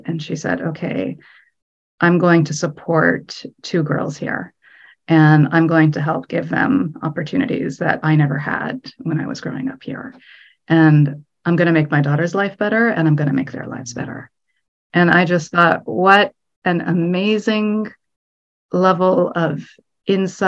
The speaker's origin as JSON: {"language": "English", "country": "United States", "said": "I'm Egyptian American"}